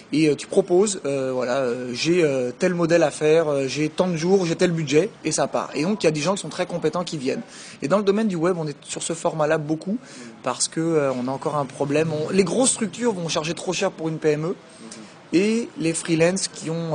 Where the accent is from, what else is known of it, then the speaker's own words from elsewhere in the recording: France; moved away as an adult; also born or lived in Quebec City, Canada; now in Paris, France; j'ai grandi en France et puis je suis parti, j'avais 20, 21 ans pour faire mon MBA et mon PhD, donc à l'Université Laval, qui est à Québec